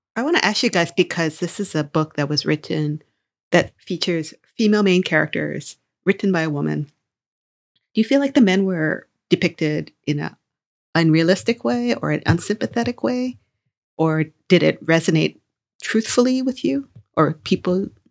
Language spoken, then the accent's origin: English; Hawaii, United States; I come from Hawaii